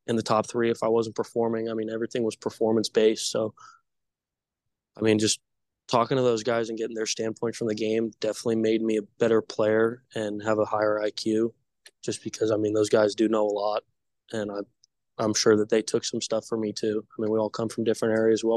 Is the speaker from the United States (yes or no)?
yes; West Coast, United States; I'm from the West Coast